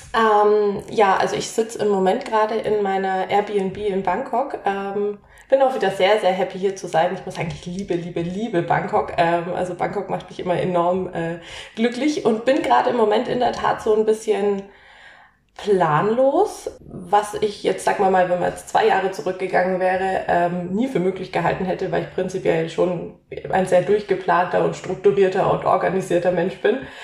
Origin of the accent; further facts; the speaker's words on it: Nuremberg, Bavaria, Germany; moved away as an adult; komme ebenfalls aus, ebenfalls aus Nürnberg. Also Lisa und ich kennen uns gefühlt ewig seit der Grundschule